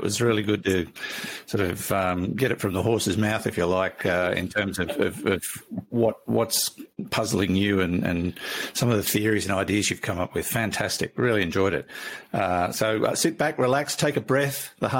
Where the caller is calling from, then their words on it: Chichester, South East England, United Kingdom; I'm writing from Chichester, which is on the south coast of England